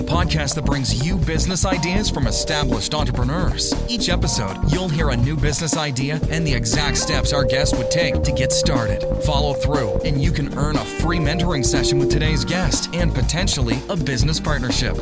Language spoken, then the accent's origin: English; Chicago, Illinois, United States; I grew up in Chicago